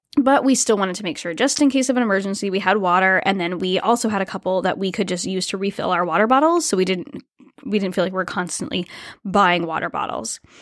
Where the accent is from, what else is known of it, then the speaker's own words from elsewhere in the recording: Rhode Island, United States; moved away; also born or lived in Toronto, Canada; my home state, Rhode Island